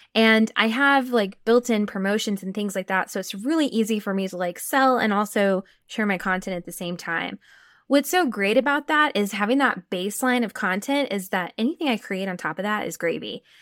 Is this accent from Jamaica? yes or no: no; Texas, United States; I'm from Texas, so I can say y'all